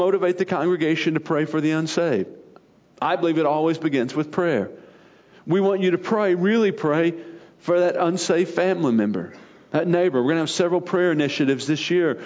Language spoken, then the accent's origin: English; Arkansas, United States; moved away; growing up in Arkansas